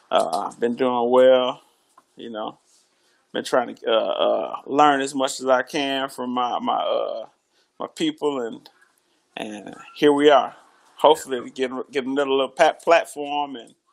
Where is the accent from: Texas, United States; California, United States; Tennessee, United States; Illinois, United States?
Illinois, United States; Chicago; also born or lived in Grand Rapids, Michigan / Mississippi; I was born in Grand Rapids, Michigan, raised in Chicago. I lived in Mississippi for what uh, I don't know, thirteen years.